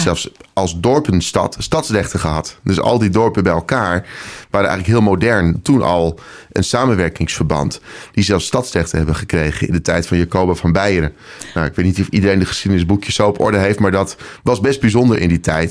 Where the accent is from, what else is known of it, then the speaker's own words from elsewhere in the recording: Nijkerk, Gelderland, Netherlands; moved away; also born or lived in Apeldoorn / Amsterdam; geboren in Nijkerk op de Veluwe. Eh, vijf jaar in Apeldoorn gewoond